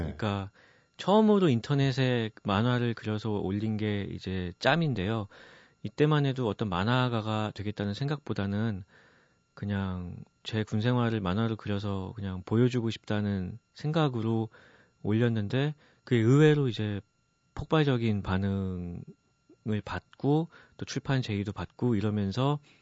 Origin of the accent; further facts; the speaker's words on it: Goyang, Gyeonggi Province, South Korea; 제가 일산에서 고등학교를 다녔는데요